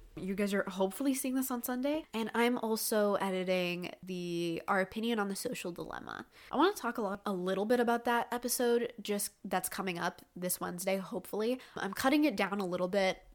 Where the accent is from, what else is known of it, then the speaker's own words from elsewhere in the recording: Canada; I'm Canadian